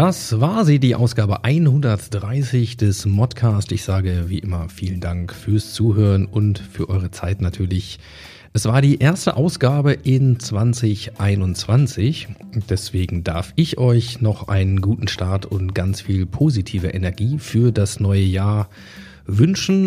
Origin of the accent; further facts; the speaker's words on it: Hanover, Lower Saxony, Germany; als Hannoveraner